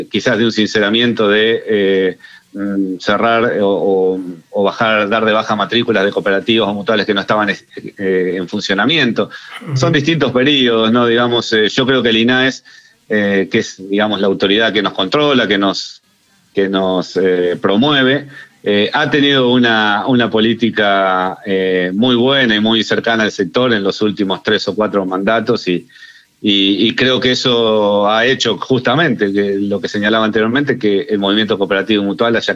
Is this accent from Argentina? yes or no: yes; Argentina; lo que por ahí nosotros como argentinos no vemos y, esa tendencia que tenemos como argentinos de intentar minimizar todo lo que hacemos